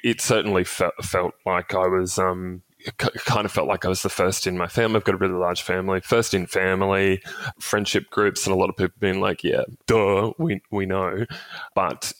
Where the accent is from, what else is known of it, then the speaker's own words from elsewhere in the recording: Cairns, Queensland, Australia; I grew up in Cairns, regional city up in North Queensland.